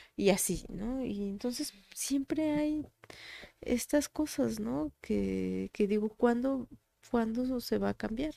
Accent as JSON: {"language": "Spanish", "region": "Tlaxcala", "country": "Mexico", "tie": "born or raised there", "said": "mi acta de nacimiento es de Puebla, pero es que yo siempre he vivido en Tlaxcala, he sido de Tlaxcala"}